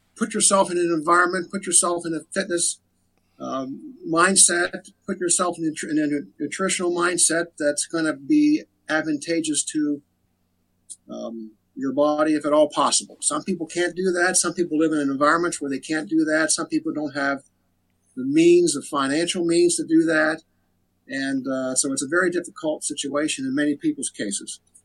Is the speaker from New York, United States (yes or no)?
no; Frostburg, Maryland, United States; now in Cumberland, United States; I'm from Frostburg. Grew up in Frostburg